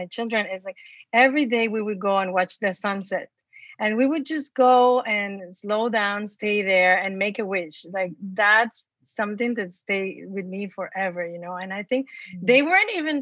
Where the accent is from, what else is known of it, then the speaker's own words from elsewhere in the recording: Mexico; moved away; I was born and raised in Mexico. And so imagine in a small town